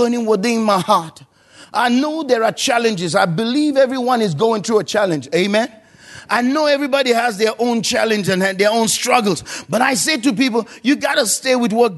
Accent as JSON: {"language": "English", "country": "Nigeria", "moved": "yes", "lives_now": "Perth, Australia", "said": "I'm from Nigeria. We can have church anywhere."}